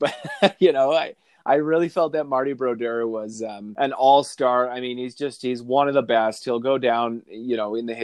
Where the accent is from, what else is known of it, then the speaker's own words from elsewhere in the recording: Calgary, Alberta, Canada; I grew up in Calgary